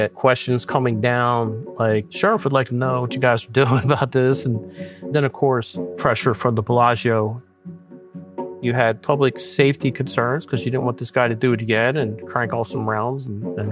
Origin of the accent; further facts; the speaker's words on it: New Jersey, United States; moved away as an adult; now in Las Vegas, United States; I'm originally from South Jersey.